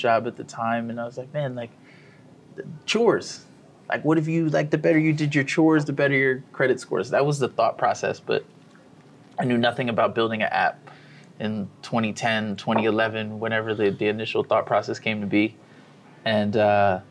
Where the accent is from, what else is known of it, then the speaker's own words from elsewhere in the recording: Columbia, Maryland, United States; moved away as an adult; also born or lived in Pittsburgh, Pennsylvania; now in Miami, United States; Grew up in a city called Columbia, not too far from Baltimore